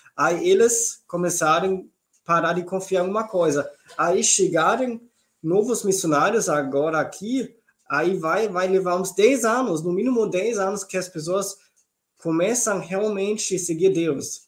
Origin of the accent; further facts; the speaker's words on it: Southern Germany, Germany; Portuguese is a second language; moved away as an adult; also born or lived in Heidelberg region, Germany / Brazil; now in Schwerin, Germany; eu cresci, nasci na Alemanha do Sul